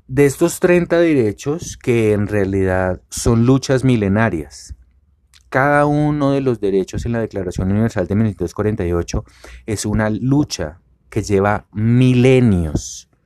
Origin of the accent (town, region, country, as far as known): Colombia